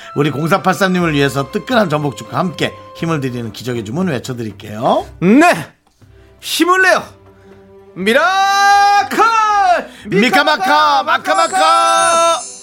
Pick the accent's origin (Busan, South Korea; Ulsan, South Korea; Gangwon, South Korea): Gangwon, South Korea; accent: Gangwon dialect; 우린 강원도 사투리에서 늘 얘기하지만